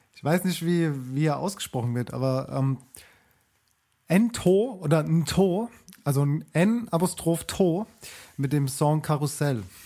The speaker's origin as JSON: {"language": "German", "country": "Germany", "lives_now": "Mannheim, Germany", "said": "bei uns in Deutschland"}